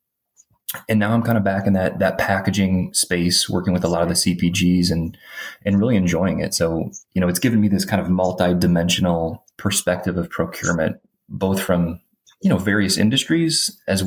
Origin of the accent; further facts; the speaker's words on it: Detroit, Michigan, United States; So I grew up in Metro Detroit, like manufacturing, blue collar background.